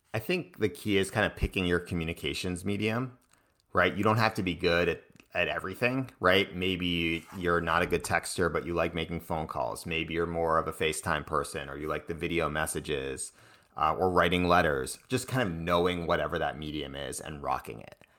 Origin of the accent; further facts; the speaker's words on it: East Coast, United States; now in San Francisco, United States; I grew up on the East Coast